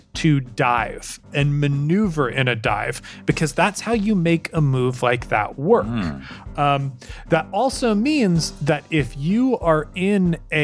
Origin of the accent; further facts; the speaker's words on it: Colorado, United States; I'm from Colorado.